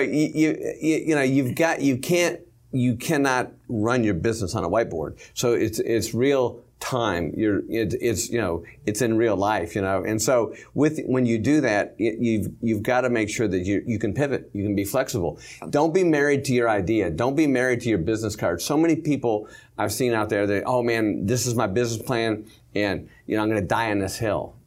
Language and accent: English; Michigan, United States; moved away; I came from Michigan